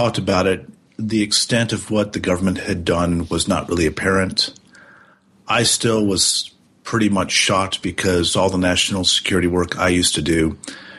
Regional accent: United States; as an American

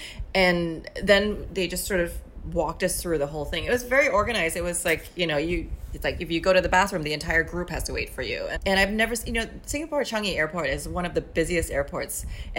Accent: New York, United States; I kept thinking, well, you know, I'm a New Yorker.

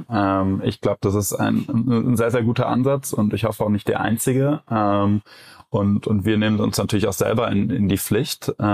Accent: Cologne, North Rhine-Westphalia, Germany; Äh, ich als Kölner sage ja auch immer, jeder Jack ist anders.

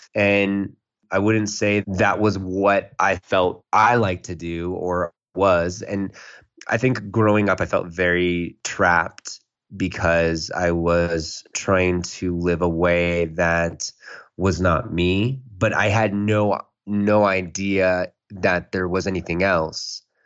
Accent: San Jose, California, United States; I was born in San Jose, California. And I grew up in a family that, you know, was very traditional

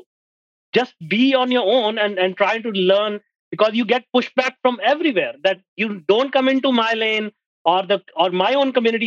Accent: India; moved away as an adult; now in Canada; I'm an Indian.

